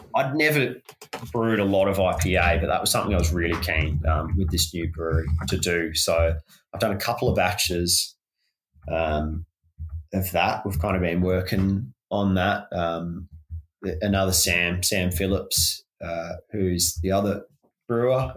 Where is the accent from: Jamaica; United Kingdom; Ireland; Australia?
Australia; Launceston, Tasmania; growing up in Lonnie